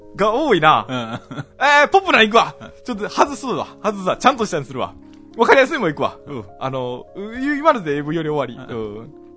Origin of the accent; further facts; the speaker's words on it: Kansai, Japan; accent: Kansai dialect; 僕ら関西弁喋るから